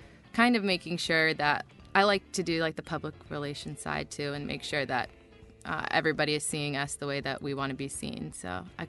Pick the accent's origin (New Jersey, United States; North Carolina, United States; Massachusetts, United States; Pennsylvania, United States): Massachusetts, United States; Medfield; also born or lived in Tanzania / Chicago; I grew up in Medfield.